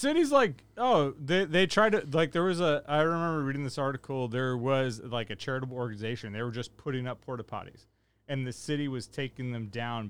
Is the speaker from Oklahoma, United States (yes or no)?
no; Rio Linda, California, United States; I grew up in Rio Linda.